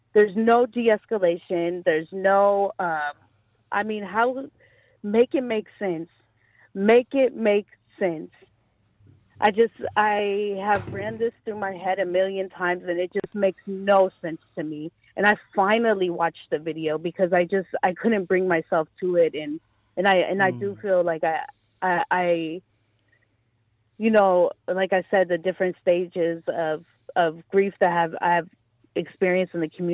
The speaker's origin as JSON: {"language": "English", "town": "San Francisco", "region": "California", "country": "United States", "tie": "born or raised there", "said": "I grew up in San Francisco, during the mid-80s"}